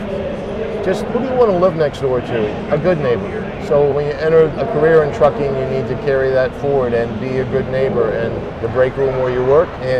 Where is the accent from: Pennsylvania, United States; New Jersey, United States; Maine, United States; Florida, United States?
Maine, United States; we're both from Maine